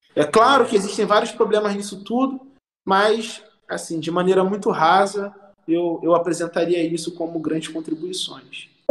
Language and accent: Portuguese; Southeast Brazil, Brazil; como brasileiros, como moradores do Sudeste